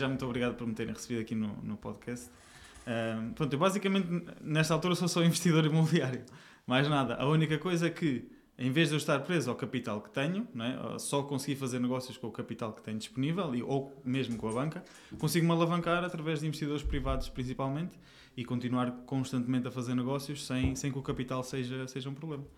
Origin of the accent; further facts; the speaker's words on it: Aveiro, Centro, Portugal; moved away as an adult; now in Lisbon, Portugal; eu, não sou daqui de Lisboa, eu vim, eu vim de Aveiro